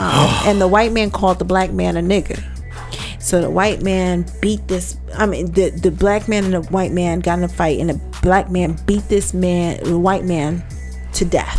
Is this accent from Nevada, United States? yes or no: yes; Las Vegas, Nevada, United States; I'm from Vegas, yeah.